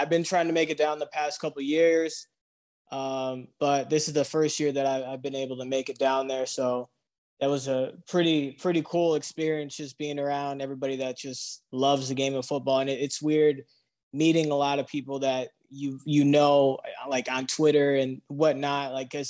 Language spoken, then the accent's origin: English; Michigan, United States; No. I'm from Southwest Michigan, and okay.